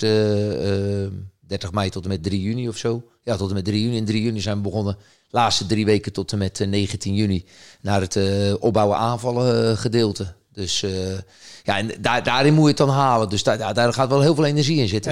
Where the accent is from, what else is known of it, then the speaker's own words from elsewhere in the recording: the West, Netherlands; moved away as an adult; also born or lived in Rotterdam area; now in Groningen, Netherlands; ik kom wel uit het Westen